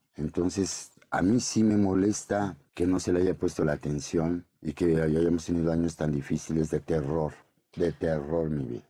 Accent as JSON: {"language": "Spanish", "region": "Puebla", "country": "Mexico", "said": "yo soy poblano"}